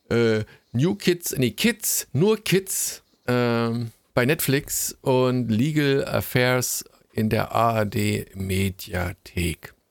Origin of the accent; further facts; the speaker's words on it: East Germany, Germany; Und damit outet man sich quasi schon wieder als Ossi.